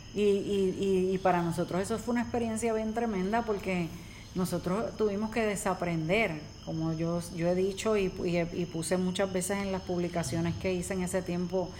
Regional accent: Puerto Rico; nosotros somos de Puerto Rico y hace mm, dos años nosotros estuvimos, pasamos por el huracán María. Y pues uno vive aquí

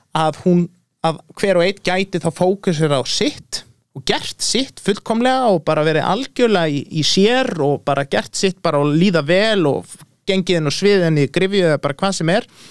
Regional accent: Iceland

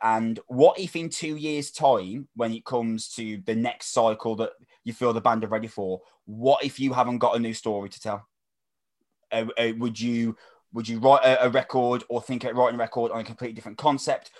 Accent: Wolverhampton, West Midlands, United Kingdom; from Wolverhampton.

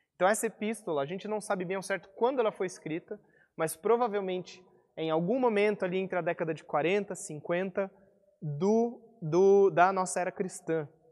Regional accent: Brazil; also born or lived in interior of São Paulo; now in Curitiba, Brazil

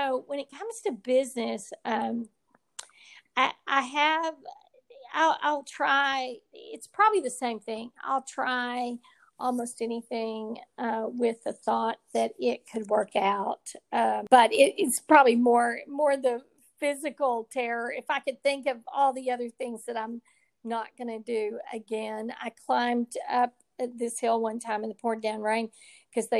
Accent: Texas, United States; I'm a Texas girl and I was born in Texas and I plan to die in Texas

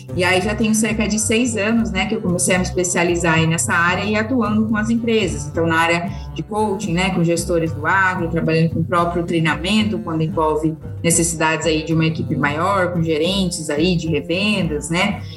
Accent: Ribeirão Preto, São Paulo, Brazil; Eu sou daqui de Ribeirão Preto

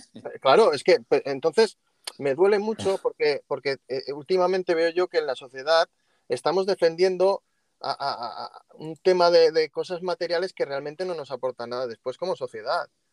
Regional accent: Catalonia, Spain; moved away; soy catalán y, y, estoy por fuera de España

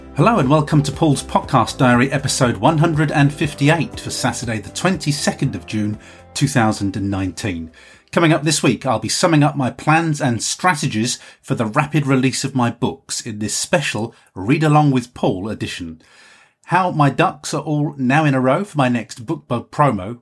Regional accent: United Kingdom; I'm just a Brit

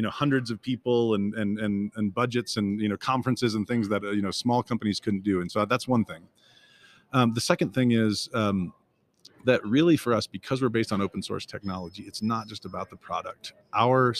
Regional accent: Indiana, United States; I grew up in Indiana, and I went to Ball State University

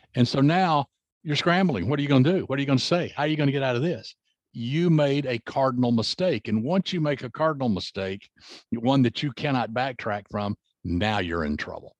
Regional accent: the South, United States; I grew up in the South

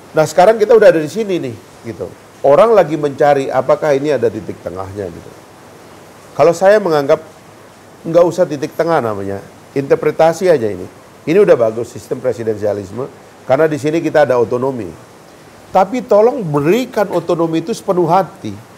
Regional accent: Sumbawa, West Nusa Tenggara, Indonesia; saya Sumbawa

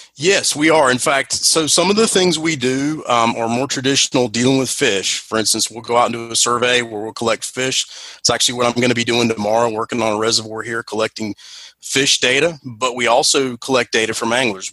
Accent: North Carolina, United States; I'm from North Carolina, so we say crappie here

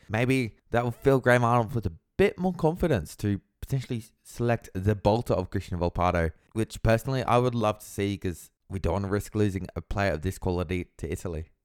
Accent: Australia; me as an Australian football fan

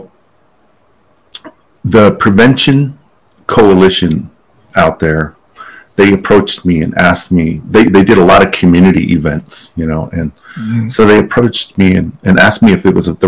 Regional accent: Pueblo of Laguna, New Mexico, United States; I'm from the Pueblo of Laguna

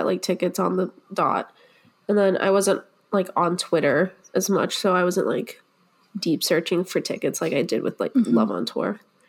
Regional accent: Boston, Massachusetts, United States; So I'm from Boston

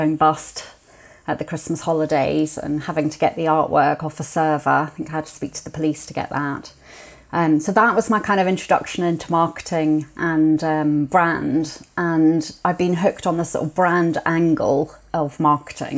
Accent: Edinburgh, Scotland, United Kingdom; I grew up in Edinburgh.

